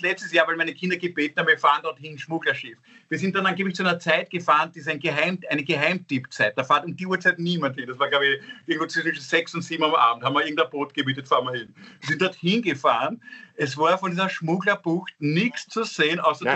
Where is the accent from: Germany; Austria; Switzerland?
Austria; Vienna